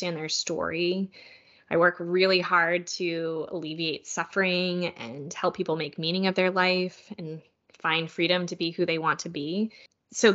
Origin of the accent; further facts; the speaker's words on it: Kansas, United States; I went to the Salina Regional Health Center in my hometown of Kansas